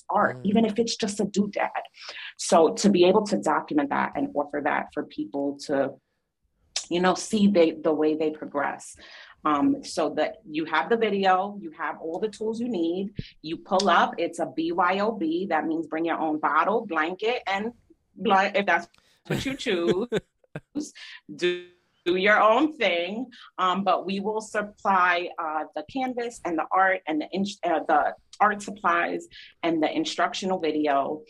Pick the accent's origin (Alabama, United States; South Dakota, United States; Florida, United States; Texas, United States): Florida, United States; Miami; born there; And I was born in Miami. So like I need sunshine.